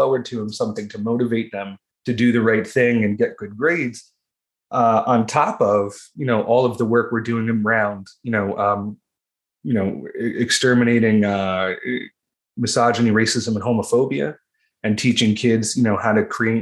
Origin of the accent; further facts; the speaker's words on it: Ocean County, New Jersey, United States; I'm from Ocean County, New Jersey